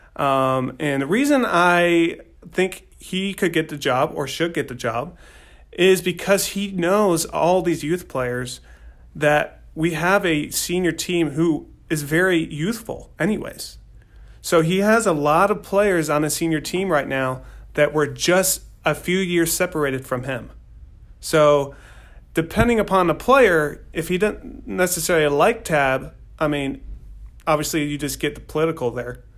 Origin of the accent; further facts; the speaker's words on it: United States; we're all American.